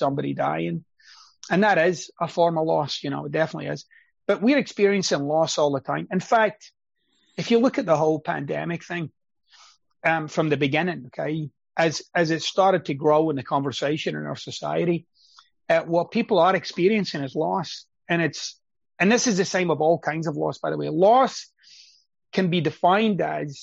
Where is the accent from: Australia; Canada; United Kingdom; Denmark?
United Kingdom; Scotland; moved away; I'm Scottish